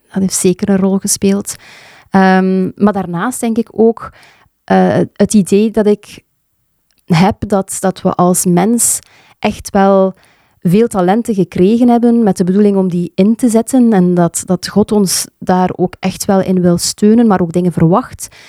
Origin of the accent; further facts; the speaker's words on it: Sijsele, Flanders, Belgium; moved away; also born or lived in Leuven; Ik ben ehm, geboren in Seiselen, een klein dorpje tussen Damme en Brugge. En daar heb ik eigenlijk mijn kindertijd en mijn jeugd doorgebracht